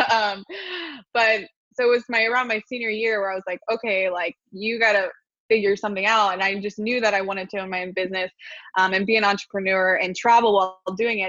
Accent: Wilmington, Delaware, United States; moved away; also born or lived in Port St. Lucie, Florida; I was born in Wilmington, Delaware

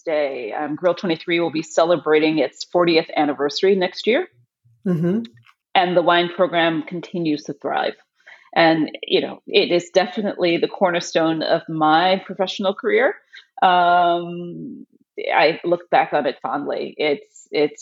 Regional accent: Chicago, Illinois, United States; now in Boston, United States; I'm originally from Chicago, but I've lived in Boston for the last 30 plus years.

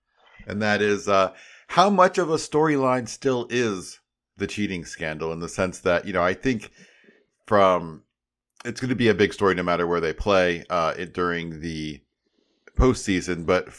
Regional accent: Chicago, Illinois, United States; From Chicago. I'm a Chicagoan

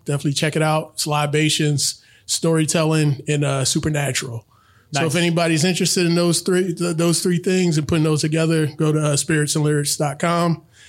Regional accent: Philadelphia, Pennsylvania, United States; I'm from West Philly.

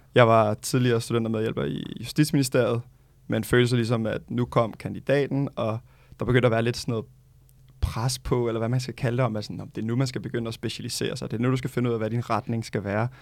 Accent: Gentofte, Capital Region of Denmark, Denmark; now in Amager, Copenhagen, Denmark; født og opvokset i Gentofte

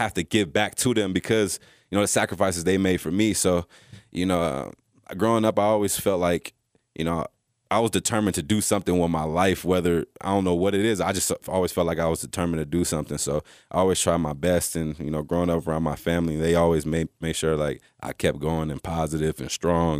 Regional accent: Texas, United States; born there; And so growing up, you know, I was born in Texas.

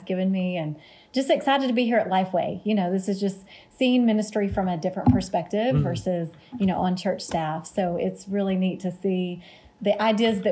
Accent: Texas, United States; moved away as an adult; also born or lived in Fort Worth, Texas / Austin, Texas / Savannah, Georgia / Bay Area, California; I grew up in Texas, and I'm an Aggie

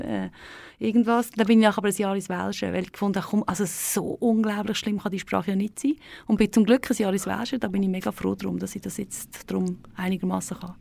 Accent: Thalheim, Aargau, Switzerland; Das ist also ein Schussdorf äh, da am Fuß der Staffelegg. Ja. Ähm, dort bin ich ähm, aufgewachsen

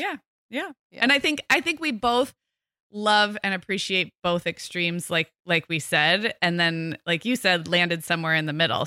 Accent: Santa Barbara, California, United States; moved away as an adult; also born or lived in Corvallis, Oregon / Chicago / Scottsdale, Arizona; Most of my growing up was right outside Santa Barbara

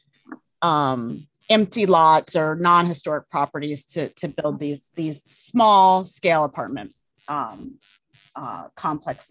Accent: Colorado, United States; also born or lived in Oregon; I was born in Colorado, and my dad's family is from Oregon

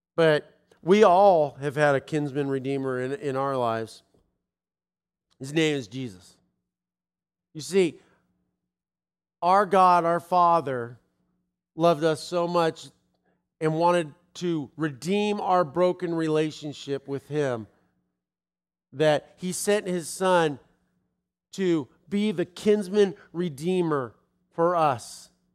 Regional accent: Los Angeles, California, United States; moved away; I'm from Los Angeles.

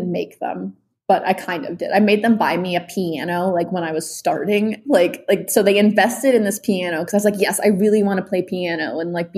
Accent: New York City, New York, United States; I grew up in New York City

